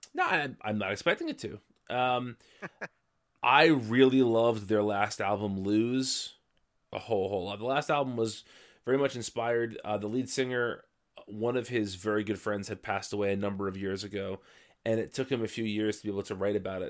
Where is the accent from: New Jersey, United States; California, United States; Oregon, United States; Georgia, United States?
New Jersey, United States; I'm from New Jersey